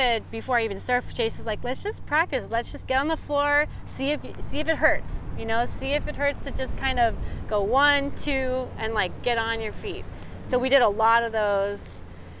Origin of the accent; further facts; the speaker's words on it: Hawaii, United States; now in California, United States; we're in California, I'm from Hawaii